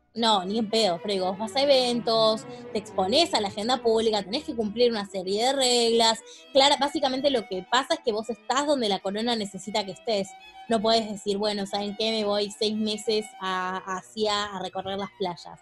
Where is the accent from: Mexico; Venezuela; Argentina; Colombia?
Argentina; somos argentinas